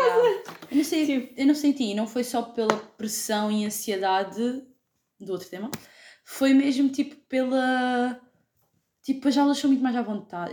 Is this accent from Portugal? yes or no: yes; Lagos, Algarve, Portugal; now in Faro, Portugal; tenho 20 anos, sou de Lagos e estou a estudar Martim em Faro